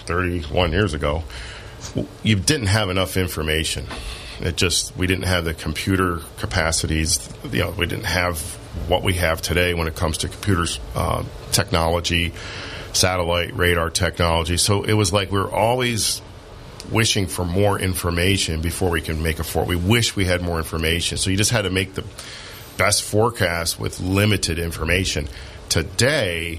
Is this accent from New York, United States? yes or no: no; Bradford County, Pennsylvania, United States; Bradford County, which is where I grew up.